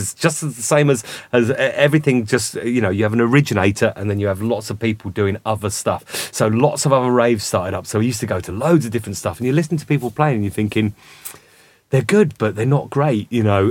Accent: Milton Keynes, South East England, United Kingdom; also born or lived in London; We used to go and watch a guy in Milton Keynes, so that's where I kind of grew up. I'm from London originally, but that's where I grew up, as in, you know, I went to school

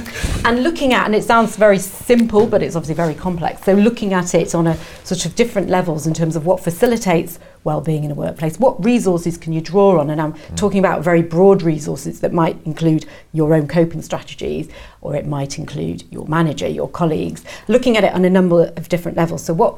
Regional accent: North East England, United Kingdom; I grew up in the northeast, very cold, grey and cold in the winter, but I love the sun.

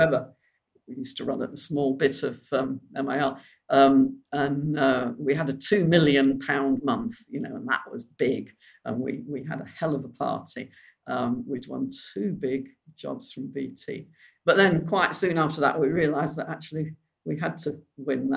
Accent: Bolton, North West England, United Kingdom; also born or lived in Cheshire; I was brought up in near Bolton.

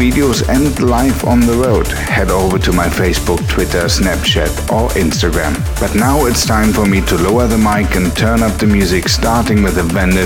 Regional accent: Berlin, Germany; coming to you direct from my hometown of Berlin

